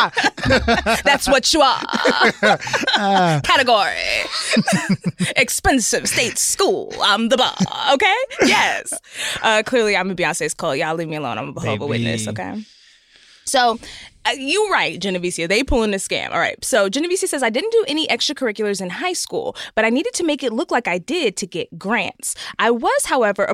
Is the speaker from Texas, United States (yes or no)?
yes; Texas, United States; I'm from Texas, so, you know, it's a big football state